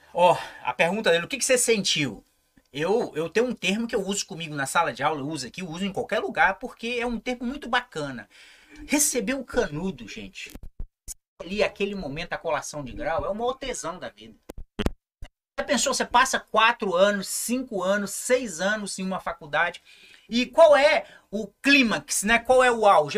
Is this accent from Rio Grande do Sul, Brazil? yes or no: no; São Mateus, Espírito Santo, Brazil; also born or lived in Curitiba; eu sou aqui do interior de São Mateus, né? Uhum. nasci no Córrego do Macaco